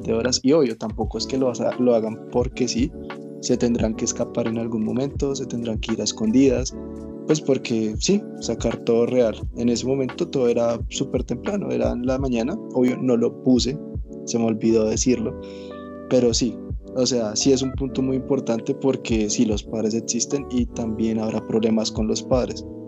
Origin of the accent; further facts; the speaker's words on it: Colombia; now in Bogotá, Colombia; yo no nací en Bogotá, yo nací en Villado.